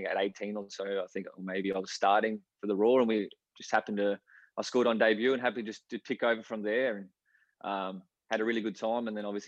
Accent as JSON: {"language": "English", "town": "Brisbane", "region": "Queensland", "country": "Australia", "tie": "born or raised there", "said": "We used to love going to watch the Strikers play, out at Lang Park back then."}